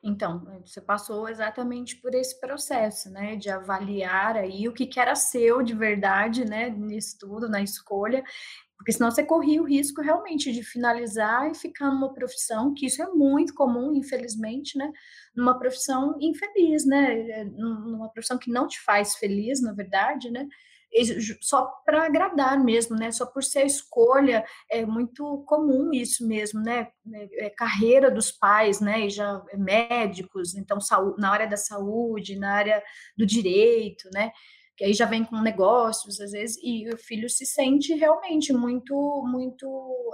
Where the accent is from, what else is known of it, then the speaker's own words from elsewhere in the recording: Sorocaba, São Paulo, Brazil; eu sou de Sorocaba, né? Interior de São Paulo